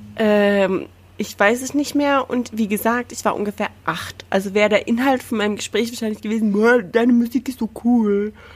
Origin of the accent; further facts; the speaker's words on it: Salzburg, Austria; ich komm aus dem Landteil vom Land Salzburg